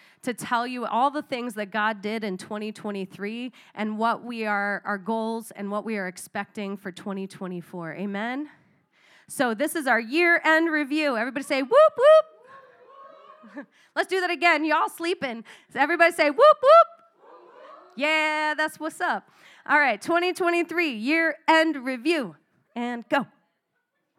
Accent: Arizona, United States; moved away; I come from Arizona

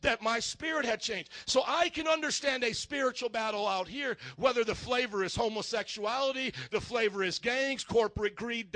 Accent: Indiana, United States; now in Chicago, United States; I grew up in Indiana

